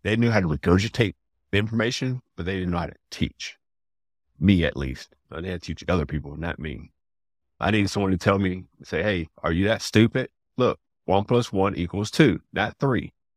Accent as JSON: {"language": "English", "town": "Atlanta", "region": "Georgia", "country": "United States", "tie": "born or raised there", "said": "I grew up in Atlanta"}